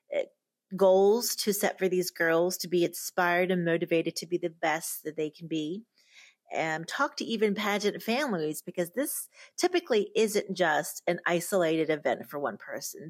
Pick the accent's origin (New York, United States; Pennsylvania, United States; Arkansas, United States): Pennsylvania, United States; also born or lived in Lima, Peru; now in Beaumont, United States; I grew up in Pennsylvania and, of course, was born in Lima, Peru